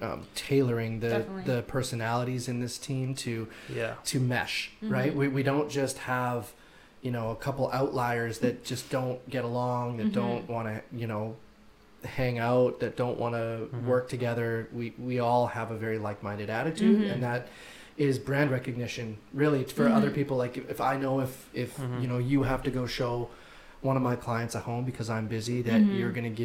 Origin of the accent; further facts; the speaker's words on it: Saskatchewan, Canada; I'm from Saskatchewan. I'm like the coldest.